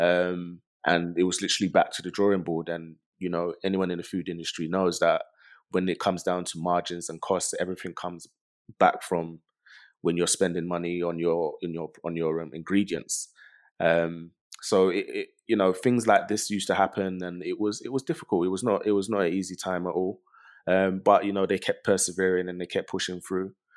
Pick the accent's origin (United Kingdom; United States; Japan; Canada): United Kingdom; London; growing up in London